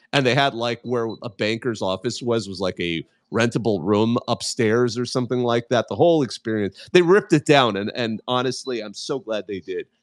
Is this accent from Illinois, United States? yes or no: no; Southern California, United States; I am from SoCal